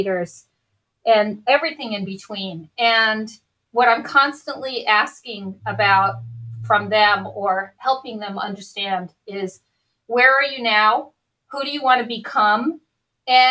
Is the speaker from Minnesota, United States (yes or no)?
no; New York, United States; moved away as an adult; now in Oakland, United States; I grew up in New York.